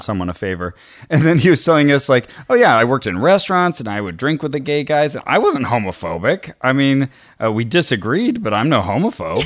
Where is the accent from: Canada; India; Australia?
Canada; When I grew up in Canada